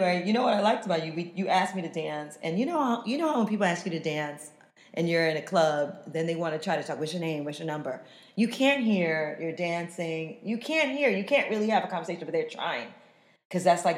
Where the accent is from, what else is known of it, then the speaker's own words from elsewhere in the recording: New York City, New York, United States; moved away as an adult; also born or lived in Cologne, Germany; We're both from New York City